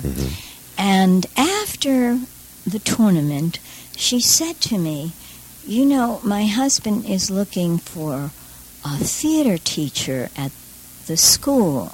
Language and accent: English; New York City, New York, United States; I'm from Borough Park